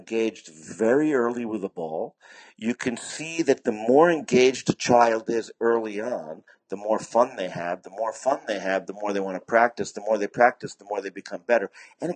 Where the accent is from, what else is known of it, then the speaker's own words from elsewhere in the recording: United States; moved away; also born or lived in Japan / China; America, because that's my home country